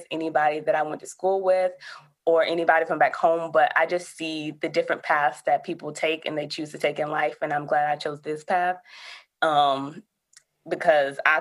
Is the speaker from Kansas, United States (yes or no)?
no; Alabama, United States; moved away as an adult; also born or lived in Georgia; I'm originally from Alabama, though, so I came to Georgia for GSU